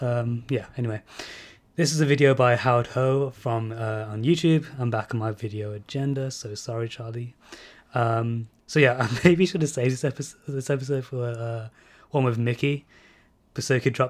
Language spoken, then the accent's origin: English; India; you know, I'm barely a fan of musicals, despite being Indian.